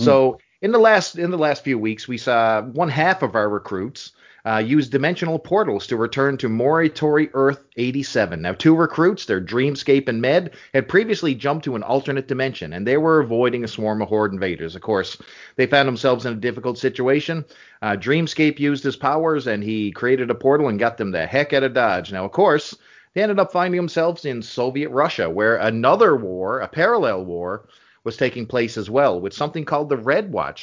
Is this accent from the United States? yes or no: no; Canada; speaking as a Canadian